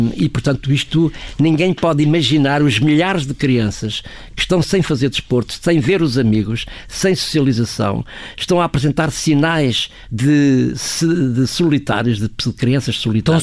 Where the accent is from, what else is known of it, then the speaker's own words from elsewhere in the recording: Portugal; como português